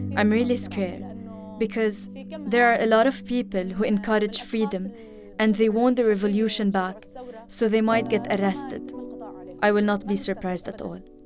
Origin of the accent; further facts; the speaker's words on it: Idlib, Idlib Governorate, Syria; also born or lived in Aleppo; I am from Idlib, and I lived in Aleppo.